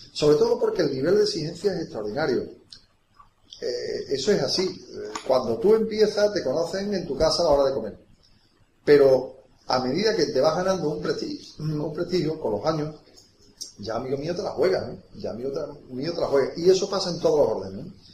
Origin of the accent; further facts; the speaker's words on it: Vejer de la Frontera, Andalusia, Spain; la patria es la infancia y yo la infancia la viví, eh, en Vejer de la Frontera